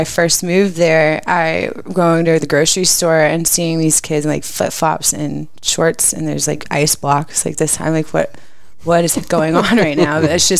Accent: Plano, Texas, United States; also born or lived in Wyoming; I'm from Plano.

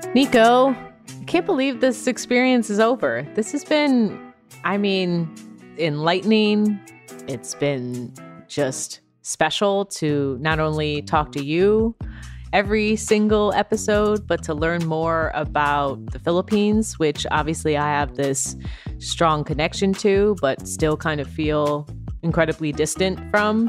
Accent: United States; both of us being half Filipino, you uh, know, raised and born, of course, uh, stateside

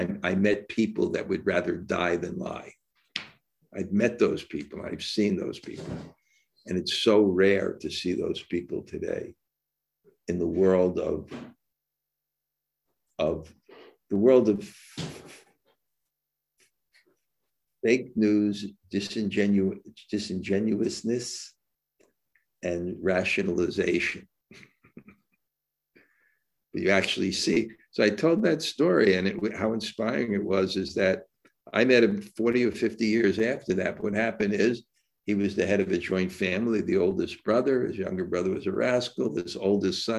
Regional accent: India; I grew up in India, where I actually saw the culture embodied.

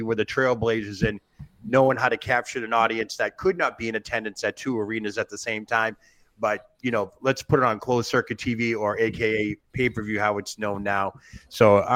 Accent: Northeast, United States; growing up in the Northeast

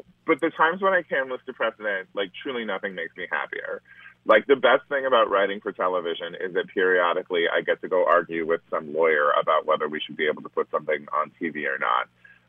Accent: Yuba City, California, United States; It was extremely hot. It was extremely hot and very dusty, and there were lots of prunes and almonds around.

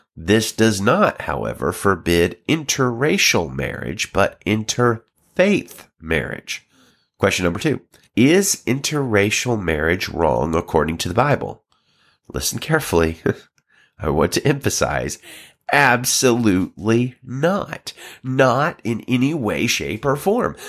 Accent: Alabama, United States; now in California, United States; I'm pastoring in California right now, but I grew up in Alabama

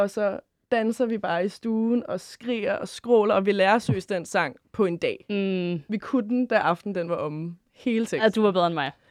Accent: Køge, Zealand, Denmark; Og endnu finere, fordi jeg er ish fra Køge.

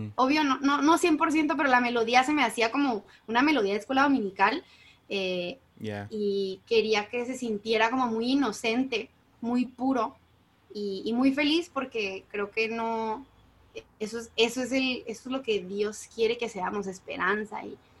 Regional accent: Mexico; yo soy como buena mexicana del 95

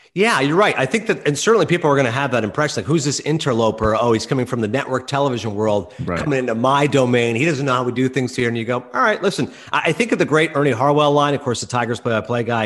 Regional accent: Eastern Ontario, Canada; growing up in Eastern Ontario

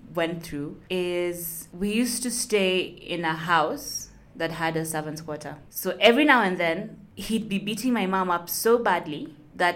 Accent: Nairobi, Kenya; I'm from Nairobi, Kenya

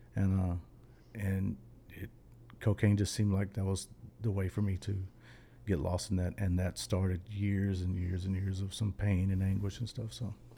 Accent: Irving, Texas, United States; also born or lived in Dallas, Texas; we're from Dallas, Texas. But, uh, my, my mom, we, we grew up in Irving

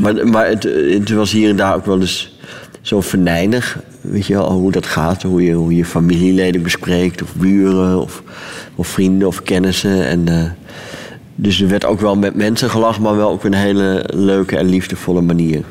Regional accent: Leeuwarden, Friesland, Netherlands; Leeuwarden, dat is de, de grote stad van Friesland. Daar ben ik opgegroeid.

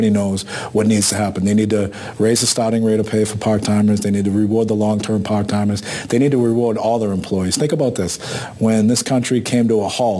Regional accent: Boston, Massachusetts, United States; our neighborhoods that we grew up in Boston

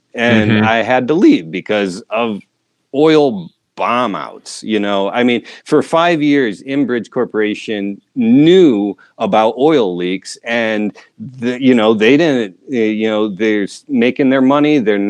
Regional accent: Southern Michigan, United States; moved away as an adult; I grew up in Southern Michigan, just half an hour south of the capital, Lansing, a small liberal arts college town. My dad was professor, academic dean, librarian there.

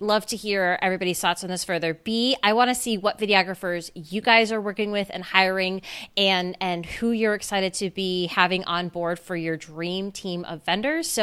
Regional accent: Scranton, Pennsylvania, United States; I'm from Scranton originally too.

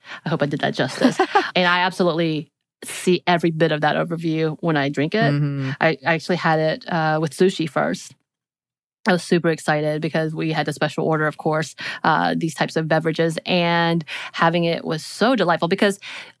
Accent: South Korea; Growing up in Korea.

